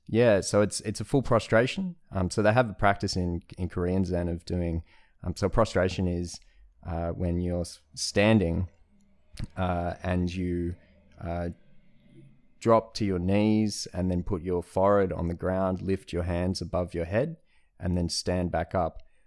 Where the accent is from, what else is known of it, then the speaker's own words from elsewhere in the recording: Australia; I'm Australian